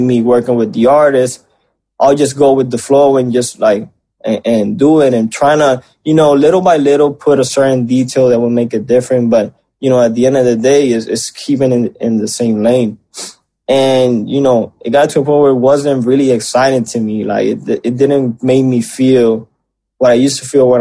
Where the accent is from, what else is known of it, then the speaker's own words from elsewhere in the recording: Puerto Rico; growing up in Puerto Rico